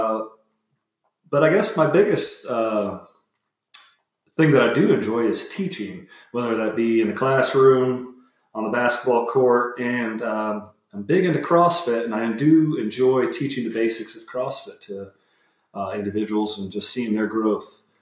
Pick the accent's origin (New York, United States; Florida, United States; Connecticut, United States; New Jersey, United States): Florida, United States; Fort Myers; I grew up in Fort Myers, Florida.